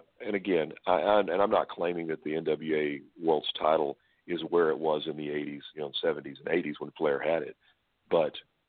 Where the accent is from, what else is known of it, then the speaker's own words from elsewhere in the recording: Pine Bluff, Arkansas, United States; growing up where I grew up in Pine Bluff, Arkansas